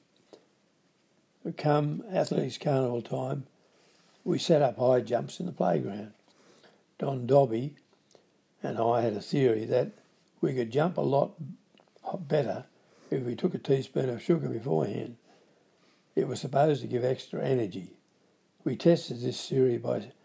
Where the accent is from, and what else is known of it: Grafton, New South Wales, Australia; born or raised there